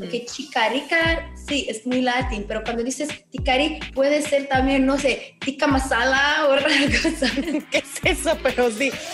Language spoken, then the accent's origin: Spanish; Romania; Spanish is a second language